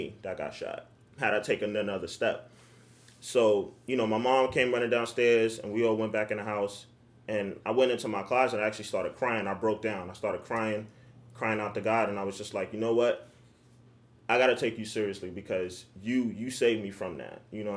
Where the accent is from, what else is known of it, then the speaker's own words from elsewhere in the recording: New York City, New York, United States; also born or lived in Staten Island, New York; I'm originally from Harlem, but I currently reside in Staten Island, New York